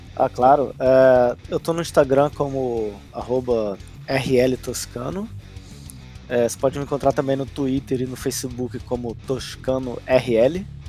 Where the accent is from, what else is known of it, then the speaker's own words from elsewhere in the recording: Brazil; now in Poland; como brasileiro morando aqui